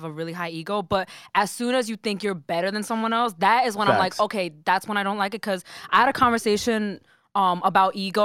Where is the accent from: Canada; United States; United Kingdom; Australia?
United States; New Jersey; I'm from Jersey